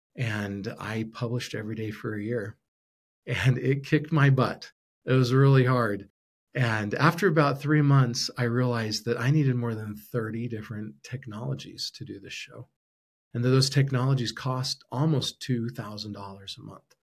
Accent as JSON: {"language": "English", "region": "Arizona", "country": "United States", "tie": "born or raised there", "also_born_or_lived": "Utah / Brazil", "moved": "yes", "lives_now": "Idaho, United States", "said": "I grew up in Arizona"}